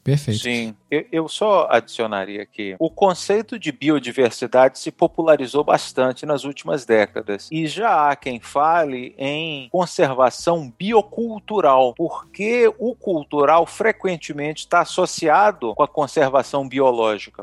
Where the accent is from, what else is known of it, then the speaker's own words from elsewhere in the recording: Bahia, Brazil; moved away; also born or lived in Paraná / Belo Horizonte, Minas Gerais; Eu sou original da Bahia, depois morei um tempo no Paraná